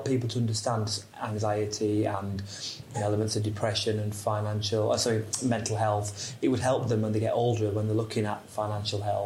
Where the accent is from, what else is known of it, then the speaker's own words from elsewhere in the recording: Yorkshire and the Humber, United Kingdom; moved away; I'm from South Yorkshire originally, so my dad's a steelworker, my mum was a home help